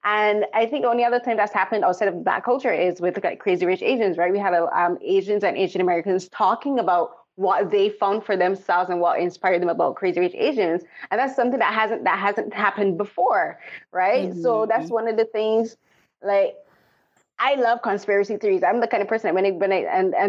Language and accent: English; Barbados; moved away; I remember growing up, I'm from Barbados